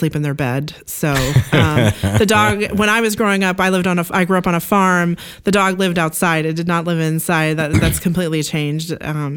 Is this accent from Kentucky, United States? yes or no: no; Oregon, United States; I actually grew up in Oregon on a Christmas tree farm.